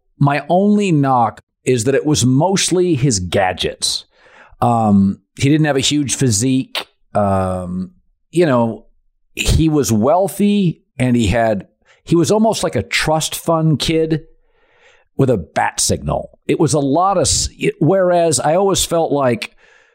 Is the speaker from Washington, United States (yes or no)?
yes; Seattle, Washington, United States; I'm from Seattle